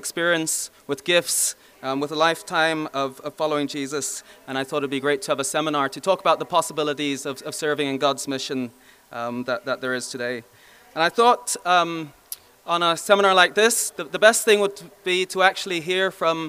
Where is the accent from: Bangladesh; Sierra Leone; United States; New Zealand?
Bangladesh; now in Belfast, United Kingdom; I was born in Bangladesh. I now reside in the Far East, East Belfast